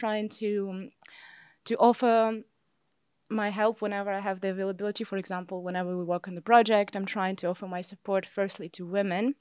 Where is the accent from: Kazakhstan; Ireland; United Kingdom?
Kazakhstan; moved away as an adult; also born or lived in Vienna / Los Angeles / Rome; now in Amsterdam, Netherlands; I'm originally from Kazakhstan, where I also was growing up and where I also got my bachelor's degree.